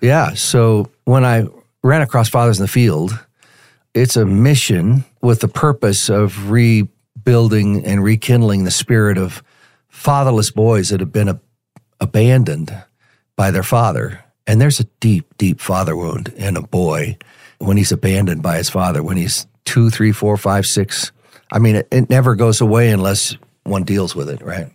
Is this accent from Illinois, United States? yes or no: no; Denver, Colorado, United States; also born or lived in Tulsa, Oklahoma; I grew up here in Denver. I was born in Tulsa, and my father moved us to Denver when I was five years old.